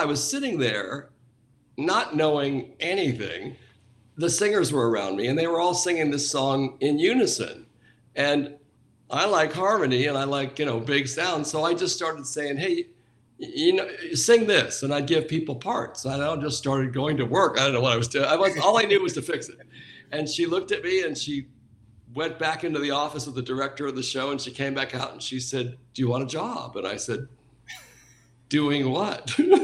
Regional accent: Anaheim, California, United States; I grew up near Disneyland, so this was in Anaheim.

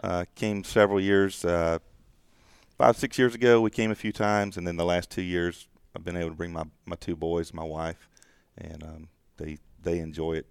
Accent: the South, United States; growing up in the South

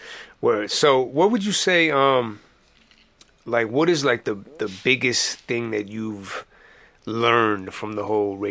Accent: St. Paul, Minnesota, United States; I live in Minneapolis now. Mm-hmm. But just when I grew up in St. Paul, it was just St. Paul everything.

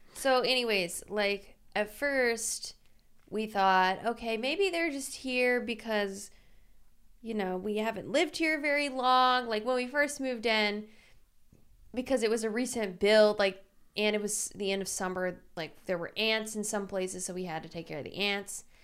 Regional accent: Louisiana, United States; now in Los Angeles, United States; I'm from Louisiana, which is super humid.

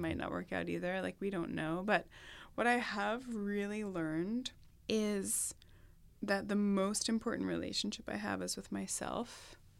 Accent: Long Island, New York, United States; moved away; where I grew up on Long Island

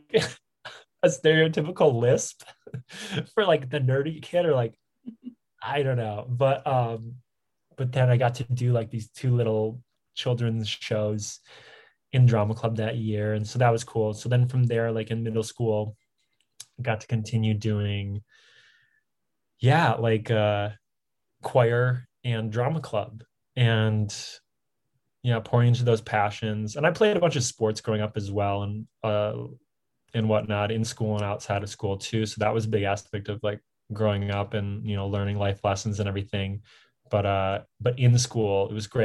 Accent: Harrison Township, Michigan, United States; I'm from Michigan, from the Detroit area, like a half an hour northeast of Detroit from Harrison Township

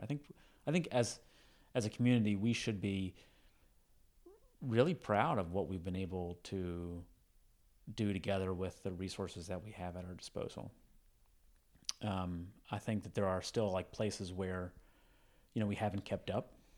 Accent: Lynchburg, Virginia, United States; moved away; from Lynchburg, Virginia

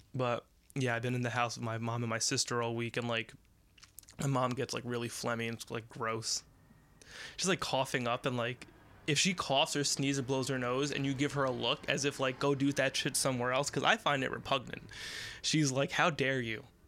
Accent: United States; We're American

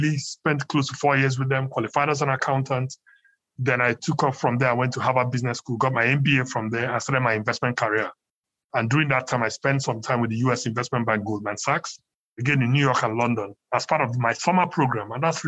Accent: Nigeria; they basically lived in Nigeria, or we lived where we're Nigerians. I grew up in Nigeria

